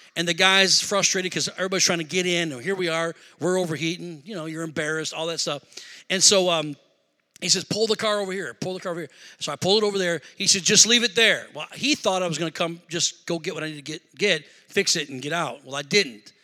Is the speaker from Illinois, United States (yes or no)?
yes; Rockford, Illinois, United States; moved away as an adult; also born or lived in Beloit, Wisconsin / Madison, Wisconsin; we're originally from Rockford